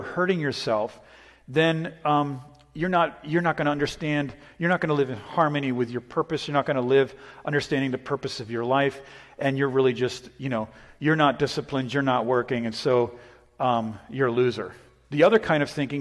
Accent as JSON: {"language": "English", "region": "New England", "country": "United States", "tie": "born or raised there", "moved": "yes", "said": "I grew up in New England. It's very Stoic up there"}